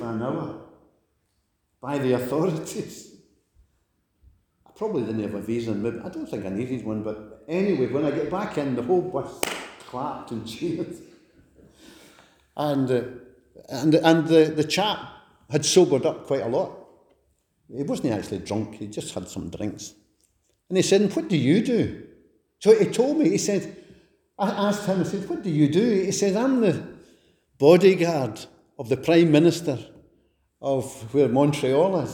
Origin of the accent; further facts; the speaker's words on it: Glasgow, Scotland, United Kingdom; moved away; I'm a wee fella from Glasgow